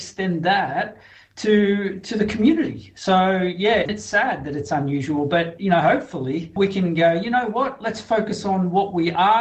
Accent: Sydney, New South Wales, Australia; moved away as an adult; also born or lived in Kimberley, Western Australia / Pilbara, Western Australia; I came back to Sydney because I'm from Sydney

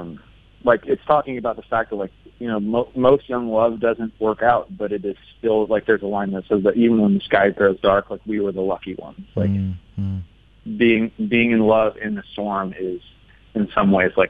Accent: the Northwest, Pacific Northwest, United States; I grew up in the Northwest here.

